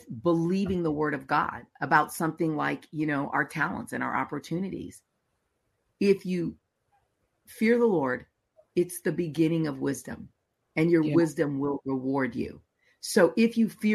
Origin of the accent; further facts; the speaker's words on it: United States; as an American